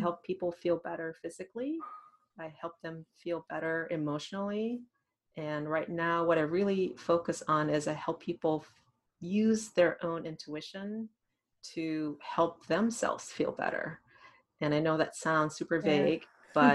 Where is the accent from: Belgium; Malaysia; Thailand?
Thailand; English is a second language; also born or lived in Massachusetts, United States; now in Columbus, United States; I grew up in Thailand, went to schools in Massachusetts, near Boston.